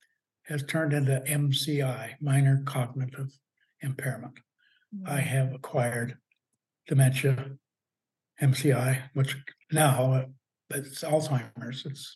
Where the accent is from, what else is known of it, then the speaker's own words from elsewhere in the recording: London, Ontario, Canada; also born or lived in Europe / Calgary / Quebec; I was born here in London, Ontario, and raised here in London, Ontario.